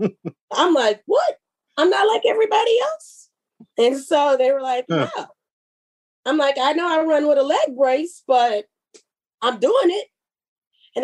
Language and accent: English; Houston, Texas, United States; I'm from Texas